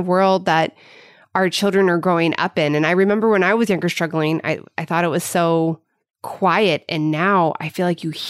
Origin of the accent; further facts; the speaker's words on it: Midwest, United States; moved away; my growing up in the Midwest